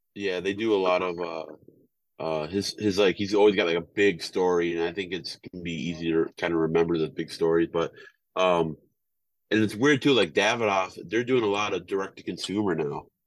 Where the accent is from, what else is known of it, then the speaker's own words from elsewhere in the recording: Wisconsin, United States; moved away; I'm from Wisconsin.